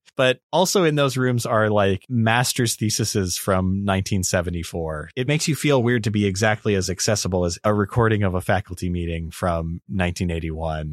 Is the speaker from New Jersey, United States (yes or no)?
no; Las Vegas, Nevada, United States; I am from Vegas